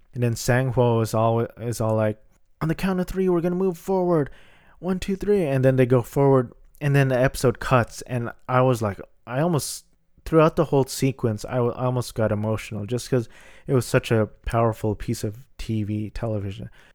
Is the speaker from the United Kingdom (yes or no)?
no; Philippines; I'm Filipino.